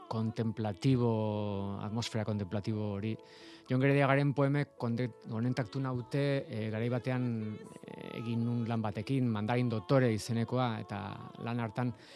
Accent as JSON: {"language": "Basque", "town": "San Sebastián", "region": "Basque Country", "country": "Spain", "said": "ni donostiarra naiz"}